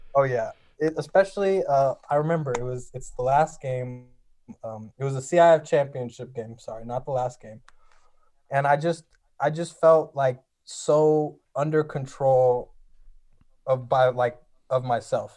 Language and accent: English; Los Angeles, California, United States; I'm from a place called Frogtown. It's in northeast L A.